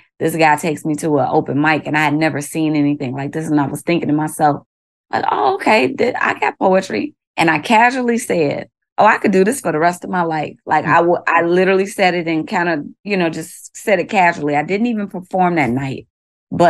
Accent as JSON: {"language": "English", "town": "Chicago", "region": "Illinois", "country": "United States", "tie": "born or raised there", "also_born_or_lived": "Hammond, Indiana", "moved": "as an adult", "lives_now": "Baltimore, United States", "said": "I hail from the south side of Chicago, now currently living in Baltimore, Maryland for the last 2 years"}